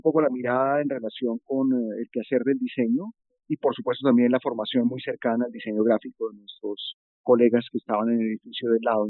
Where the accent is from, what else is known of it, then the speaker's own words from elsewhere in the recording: Colombia; moved away as an adult; also born or lived in Netherlands; yo soy diseñador, soy colombiano y estoy en este momento viviendo en Colombia